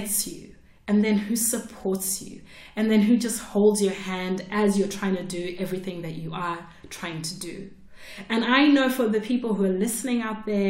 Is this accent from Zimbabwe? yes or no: yes; Zimbabwe; I'm from Zimbabwe